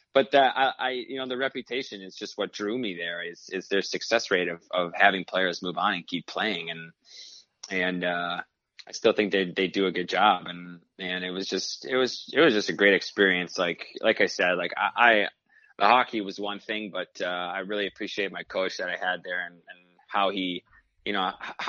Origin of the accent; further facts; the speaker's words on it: Michigan, United States; Growing up in Michigan, you know, you grew up in Detroit. I watched, naturally, Datsyuk and Zetterberg.